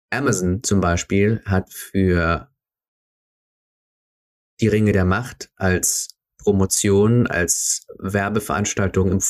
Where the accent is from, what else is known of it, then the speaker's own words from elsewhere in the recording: Switzerland; Uh, Schweiz, also wie gesagt, ich bin Schweizer, also darf ich ein paar Sachen über die Schweiz sagen.